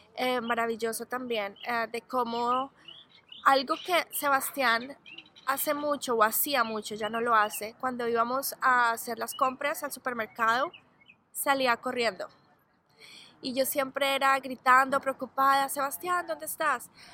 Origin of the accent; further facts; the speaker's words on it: Colombia; now in Arizona, United States; yo soy de Colombia, toda mi familia vive en Colombia